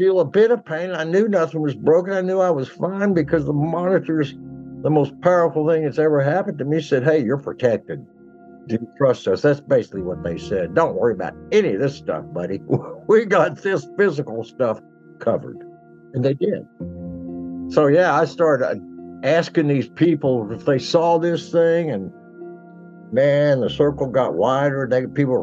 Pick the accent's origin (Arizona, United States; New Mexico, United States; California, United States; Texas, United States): Texas, United States; Fort Worth; also born or lived in New Jersey / Houston / Austin; I basically grew up in Fort Worth, went to high school there, went to Texas Tech.